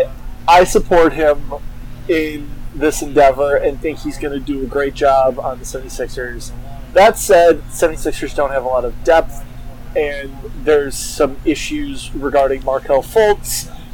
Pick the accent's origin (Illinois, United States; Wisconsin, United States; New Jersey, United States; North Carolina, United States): Illinois, United States; Chicago; now in St. Louis, United States; I'm from Chicago, Illinois. I live in St. Louis, Missouri.